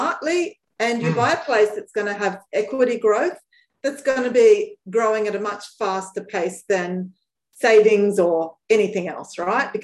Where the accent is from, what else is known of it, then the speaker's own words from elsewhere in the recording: Brisbane, Queensland, Australia; moved away; also born or lived in Sydney; I grew up in Brisbane